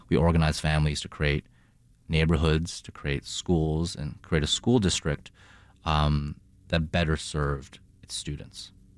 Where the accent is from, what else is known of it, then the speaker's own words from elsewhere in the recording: Boston, Massachusetts, United States; moved away as an adult; also born or lived in China / Toronto, Canada; now in Chicago, United States; I grew up in China, spent a minute in Toronto, and grew up, uh, in my childhood in Boston.